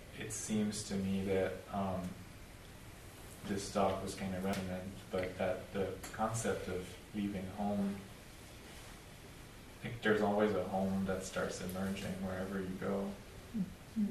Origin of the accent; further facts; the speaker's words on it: Canada; moved away as an adult; now in Austin, United States; I'm Canadian